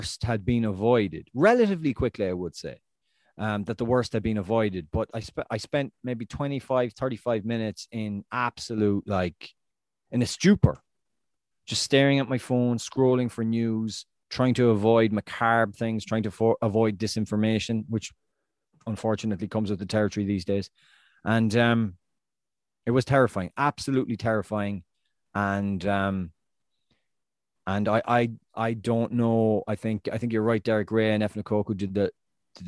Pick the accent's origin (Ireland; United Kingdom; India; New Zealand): Ireland; I'm Irish